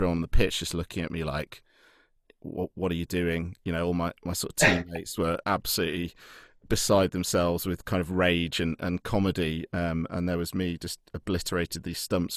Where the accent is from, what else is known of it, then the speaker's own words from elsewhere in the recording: Lichfield, West Midlands, United Kingdom; the house that I grew up in Lichfield, where I'm from in the Midlands